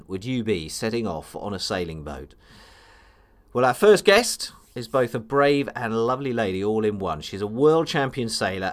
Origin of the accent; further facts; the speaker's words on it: England, United Kingdom; being English